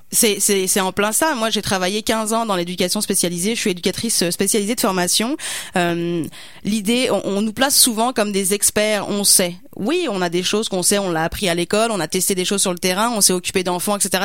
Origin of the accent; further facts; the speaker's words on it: France; now in Canada; mon accent le dit, je suis pas, je suis pas québécois.